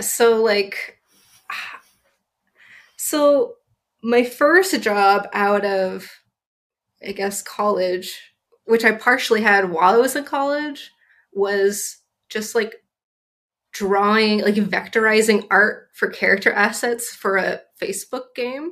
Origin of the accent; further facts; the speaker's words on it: Southern California, United States; I grew up in Southern California